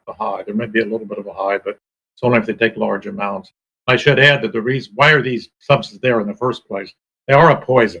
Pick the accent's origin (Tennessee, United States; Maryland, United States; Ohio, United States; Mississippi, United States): Ohio, United States; I grew up in Ohio on a farm